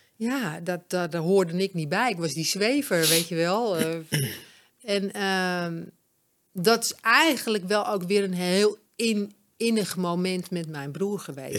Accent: Amsterdam, North Holland, Netherlands; also born or lived in Bloemendaal / Alkmaar / Egmond aan Zee; ik kom van oorsprong uit Amsterdam

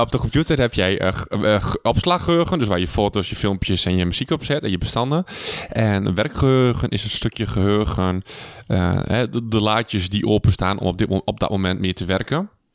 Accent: Twente, Overijssel, Netherlands; wij komen hier uit Twente

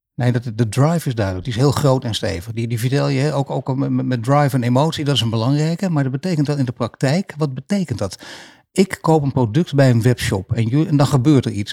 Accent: Netherlands; wij Nederlanders

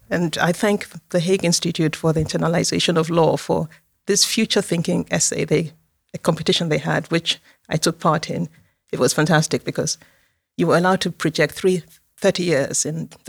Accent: Nigeria; also born or lived in Moscow, Russia; I was born in Moscow, in the US, former USSR. My parents were diplomats. I um, lived everywhere, and um, finally went to uh, the final years of my secondary school and university in Nigeria.

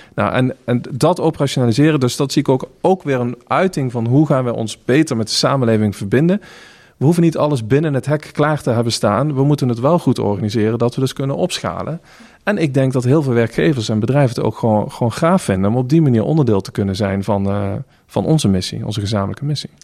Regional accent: North Limburg, Netherlands; ik ben opgegroeid in Noord-Limburg, jaren 90

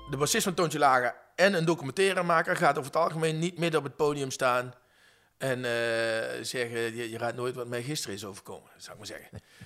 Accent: Venlo, Limburg, Netherlands; now in Utrecht, Netherlands; Ik kom oorspronkelijk uit Venlo

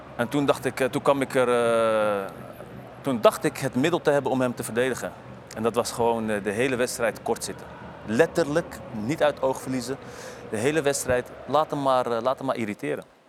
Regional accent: Amsterdam area, North Holland, Netherlands; moved away as an adult; Weg uit de omgeving Amsterdam

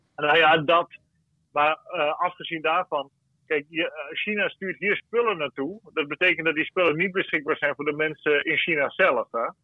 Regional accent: Zeeland, Netherlands; bij ons in Zeeland hier

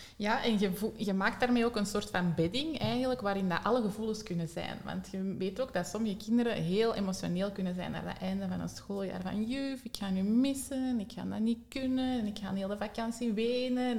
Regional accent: Antwerp, Flanders, Belgium; bij ons in Antwerpen, of toch niet de regio waar ik woon

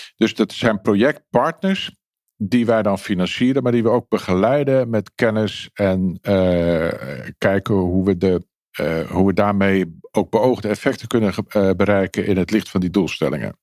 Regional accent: Netherlands

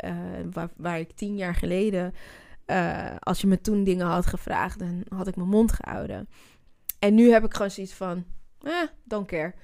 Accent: Zwanenburg, North Holland, Netherlands; also born or lived in Amsterdam; ik ben een Amsterdammer, dus ja, Half-half trouwens. Ik ben in Zwanenburg ook opgegroeid.

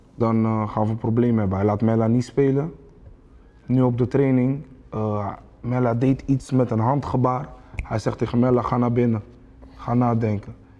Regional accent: Rotterdam, South Holland, Netherlands; ik ben een Rotterdammer

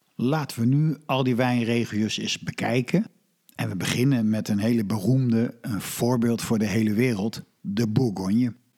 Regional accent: Netherlands; als Nederlander

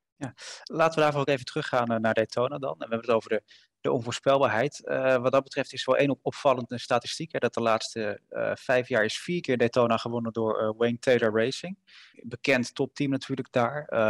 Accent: Netherlands; Wij als, als, als Nederlanders, als Europeanen

